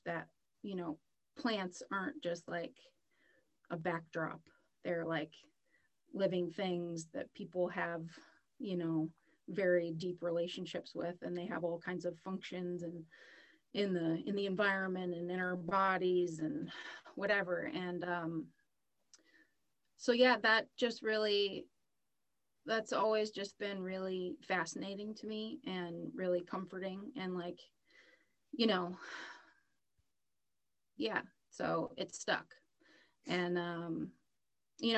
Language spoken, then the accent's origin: English; southern Maine, United States; I'm born and raised in Maine, originally southern Maine